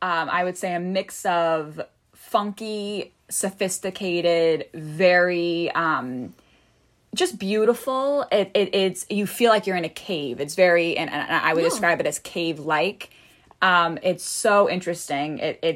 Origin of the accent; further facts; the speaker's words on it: New York, United States; also born or lived in Connecticut; I'm 24. I was born in New York and I lived in different parts. I lived in Brooklyn. I lived a little bit in Queens. I then moved to Connecticut